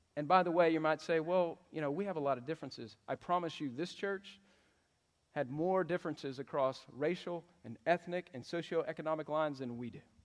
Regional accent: Texas, United States; But I love Texas. I, this is where I grew up

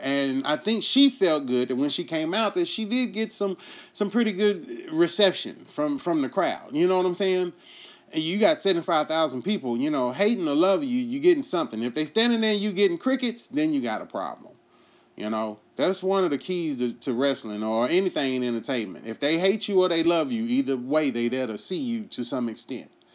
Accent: United States; we as the American people

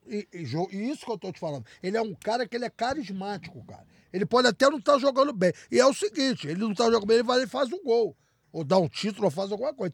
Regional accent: Brazil; eu sou brasileiro

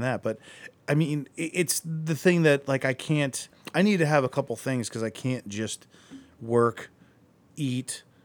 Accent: Akron, Ohio, United States; I grew up in Akron

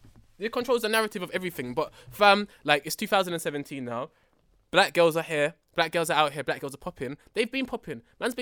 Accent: London, United Kingdom; I'm from Tottenham.

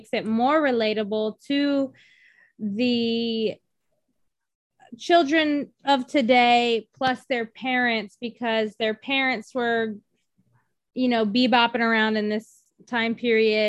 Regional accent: Washington, United States; moved away; also born or lived in the South (US); I was born in Washington State, so you know, bordering Canada

